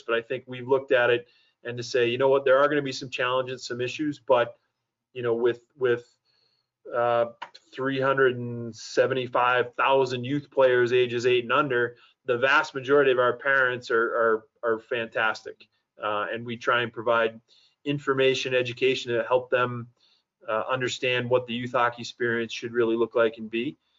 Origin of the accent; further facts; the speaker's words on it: Boston, Massachusetts, United States; moved away as an adult; also born or lived in San Jose, California; now in Colorado Springs, United States; I grew up in the Boston area